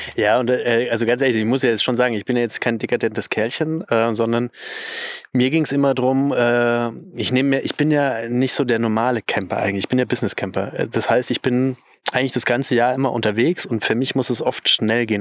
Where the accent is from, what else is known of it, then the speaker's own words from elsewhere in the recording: Bavaria, Germany; bei uns in Bayern würde man sagen